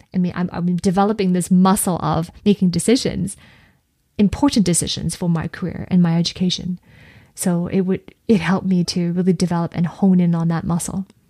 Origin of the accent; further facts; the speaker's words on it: Canada; also born or lived in Edinburgh, United Kingdom; as a Canadian